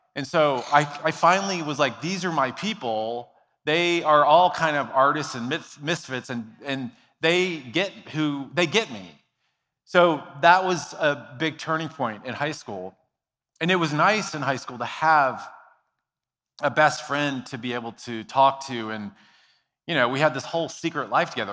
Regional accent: Dallas, Texas, United States; I grew up in Dallas, Texas

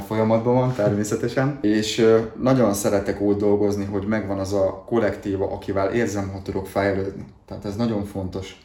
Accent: Dunajská Streda area, Trnava Region, Slovakia; felvidéki lakos, Dunaszerdál környékéről származok

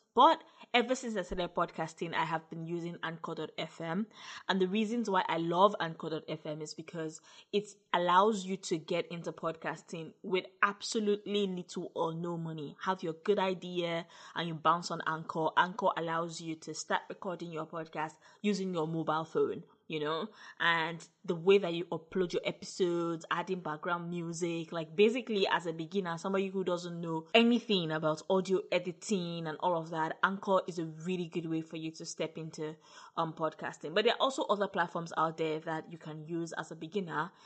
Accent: Nigeria; as a Nigerian podcaster

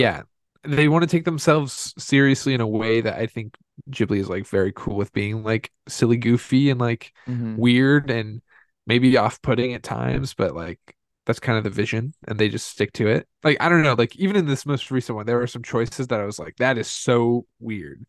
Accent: Indiana, United States; growing up in Indiana

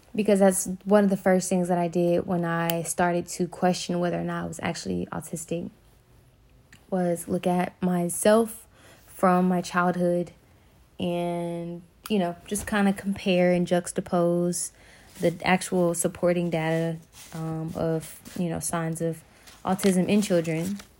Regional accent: Birmingham, Alabama, United States; I'm from Birmingham, Alabama

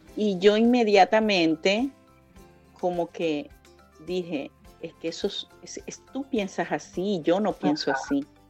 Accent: Venezuela; moved away as an adult; yo salí de Venezuela

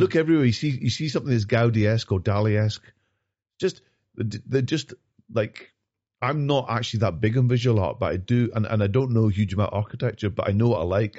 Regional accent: Glasgow, Scotland, United Kingdom; also born or lived in London; I grew up in North Glasgow

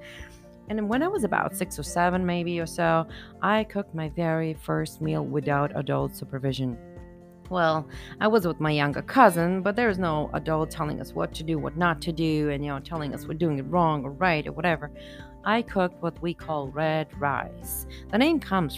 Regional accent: Bulgaria; I am from Bulgaria and during my childhood, we were in socialism

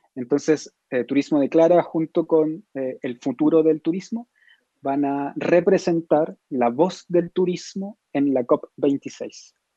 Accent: Chile; yo que soy chileno

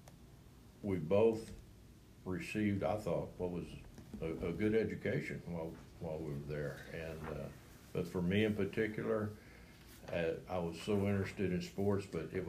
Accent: Crystal City, Texas, United States; I'm from Crystal City, Texas. I was born there, grew up there, went all the way through school there

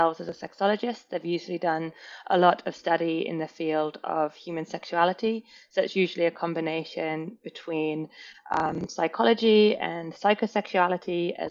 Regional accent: England, United Kingdom; now in Australia; being English

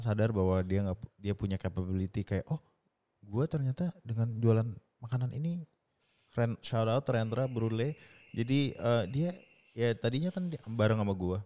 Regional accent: Indonesia; moved away; saya ya Indonesia orang Indonesia

